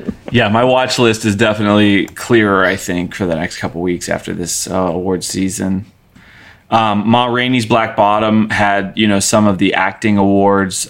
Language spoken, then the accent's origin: English; United States; me as an American speaker